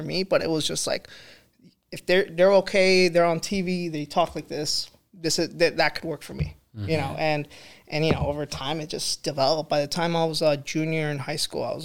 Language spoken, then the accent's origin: English; Guatemala; now in United States; I am from originally and raised, born and raised in Guatemala, from Guatemala, Central America